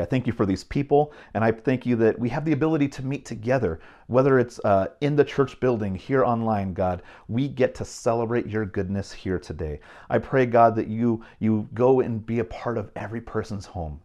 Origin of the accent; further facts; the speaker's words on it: Bay Area, California, United States; moved away; growing up in California, in the Bay Area